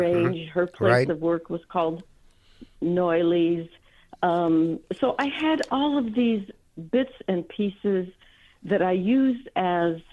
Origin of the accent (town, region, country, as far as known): United States; born or raised there; also born or lived in Germany / France / Poland (parents)